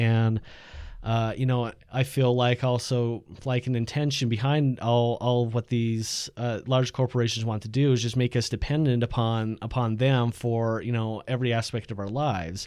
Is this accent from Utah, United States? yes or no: yes; Utah, United States; also born or lived in Ohio; So from there, it's like, came out to Utah and lived with this family